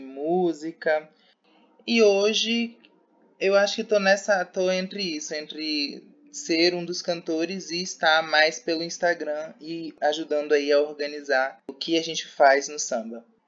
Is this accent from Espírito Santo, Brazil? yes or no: yes; Vitória, Espírito Santo, Brazil; moved away as an adult; now in Feira de Santana, Brazil; Sou de Vitória, do Espírito Santo, e vim para a feira para estudar